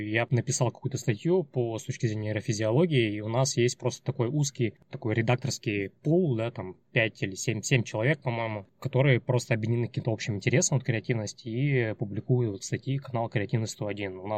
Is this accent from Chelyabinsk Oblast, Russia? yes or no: yes; Chelyabinsk, Chelyabinsk Oblast, Russia; moved away as an adult; now in Saint Petersburg, Russia; Э, мне 35 лет. Я из Челябинска переехал 4 года назад в Петербург.